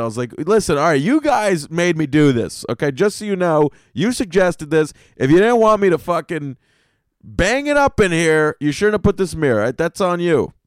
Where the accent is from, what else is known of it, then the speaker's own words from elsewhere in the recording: the South, United States; now in New York City, United States; I grew up in the South, man. Down South, my McDonald's had a fucking electronic fireplace in it